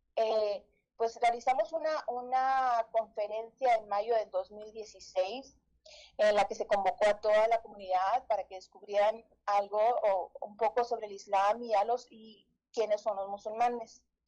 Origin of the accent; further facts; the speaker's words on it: Saltillo, Coahuila, Mexico; Nací y crecí aquí en Saltillo